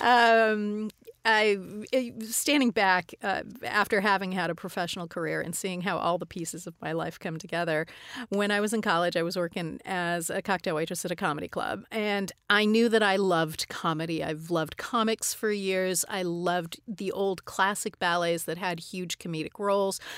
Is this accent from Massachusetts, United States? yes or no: no; Tucson, Arizona, United States; I grew up in Tucson, Arizona